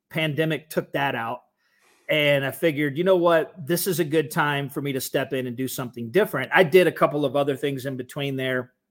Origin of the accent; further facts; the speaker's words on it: Atlanta, Georgia, United States; growing up in Atlanta, at least during my teenage years uh, we have the same thing.